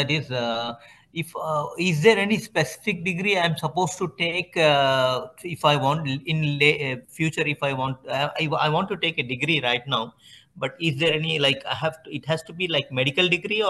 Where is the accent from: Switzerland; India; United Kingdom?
India; moved away as an adult; now in United States; I'm from India. We came here in USA in 2018.